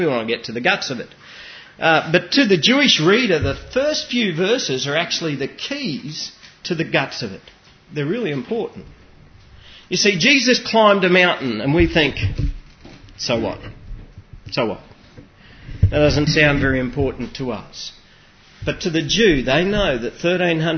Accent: Australia; You and I are not just Australians

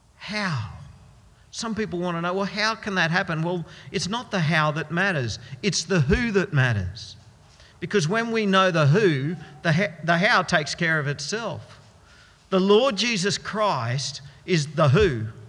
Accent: Australia; we Australians have gotten used to something called dual citizenship

